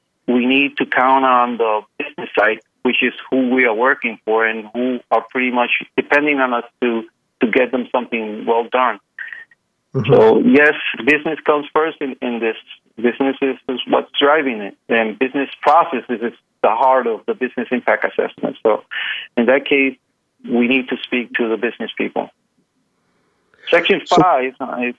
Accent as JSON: {"language": "English", "country": "Puerto Rico", "said": "Puerto Rico, as you know, I'm from Puerto Rico. It rains here a little"}